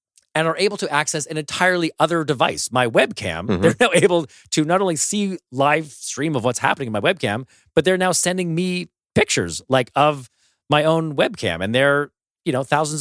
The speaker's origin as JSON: {"language": "English", "country": "Canada", "said": "I'm Canadian"}